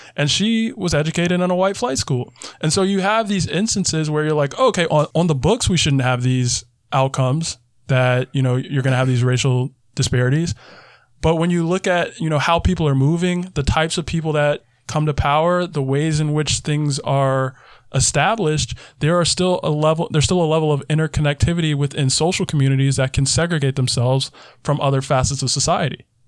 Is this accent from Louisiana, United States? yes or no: no; South Carolina, United States; my home state for an example. South Carolina